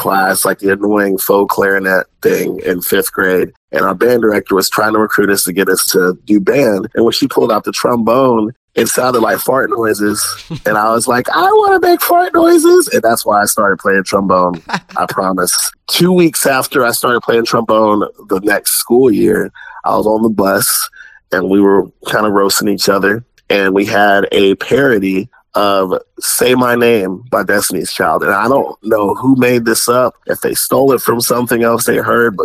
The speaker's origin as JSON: {"language": "English", "town": "Spanish Fort", "region": "Alabama", "country": "United States", "tie": "born or raised there", "also_born_or_lived": "Landstuhl, Germany / Tuscaloosa, Alabama", "moved": "as an adult", "lives_now": "Kansas City, United States", "said": "I was actually born in Landstuhl, Germany, but I was raised mostly in the suburbs of the Mobile, Alabama area"}